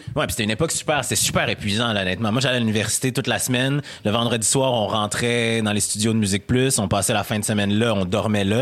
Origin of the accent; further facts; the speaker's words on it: Quebec City, Quebec, Canada; accent: Québécois; je viens de Québec, j'ai été élevé par des, par des Blancs, j'ai un accent quote, quote québécois, euh, j'ai été éduqué et élevé